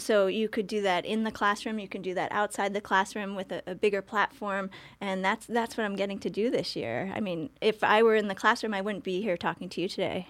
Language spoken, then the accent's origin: English; Orwigsburg, Pennsylvania, United States; Orwigsburg, so Schuylkill County, Pennsylvania